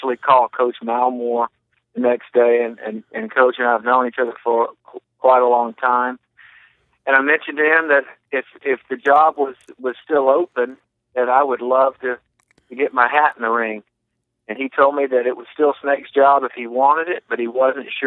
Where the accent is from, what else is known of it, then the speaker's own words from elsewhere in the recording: Mobile, Alabama, United States; my hometown of Mobile